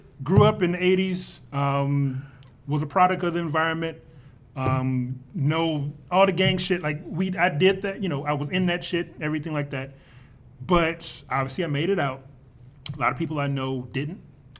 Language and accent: English; Compton, California, United States; I'm from Compton.